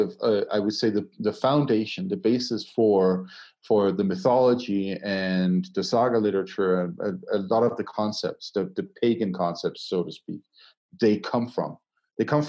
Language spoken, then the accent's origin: English; Denmark; now in Colorado, United States; Denmark, my home country